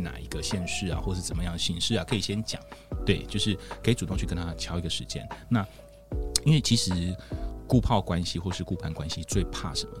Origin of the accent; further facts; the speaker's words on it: Taichung, Taiwan; 像我是台中人